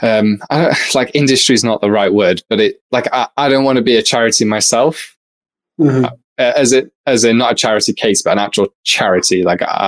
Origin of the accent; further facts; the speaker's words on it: United Kingdom; accent: British; I'm politely British